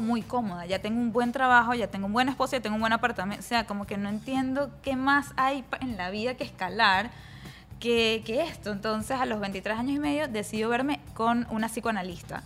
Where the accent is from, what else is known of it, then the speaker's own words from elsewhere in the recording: Venezuela; moved away as an adult; also born or lived in New York; now in United States; venía de Venezuela